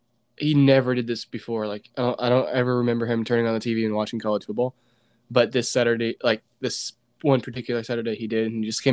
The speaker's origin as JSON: {"language": "English", "region": "Indiana", "country": "United States", "also_born_or_lived": "Ohio", "said": "well, Dad's from Ohio. And we have a lot of family in Ohio. So we're kind of like Indiana, yet we're kind of from Ohio, kind of half and half."}